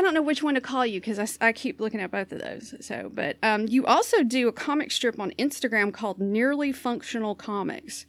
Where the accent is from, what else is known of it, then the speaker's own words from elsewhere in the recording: Southern US, United States; accent: Southern; also born or lived in Florida; now in Portland, United States; I have this, uh, Southern accent